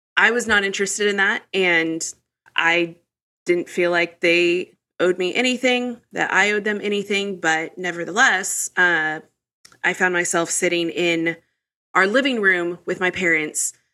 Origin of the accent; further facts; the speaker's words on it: Midwest, United States; I grew up in the Midwest